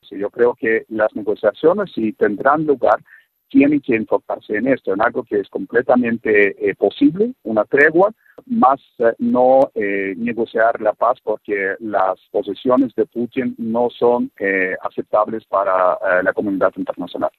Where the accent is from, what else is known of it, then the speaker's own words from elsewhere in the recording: Russia; moved away; un ruso viviendo fuera de Rusia muchos años